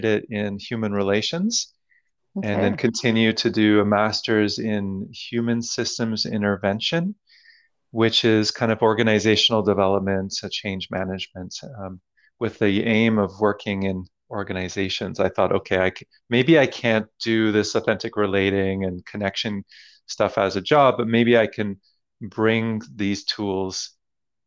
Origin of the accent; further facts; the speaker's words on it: Toronto, Ontario, Canada; moved away as an adult; now in Montreal, Canada; When I moved to Montreal, I'm originally from Toronto.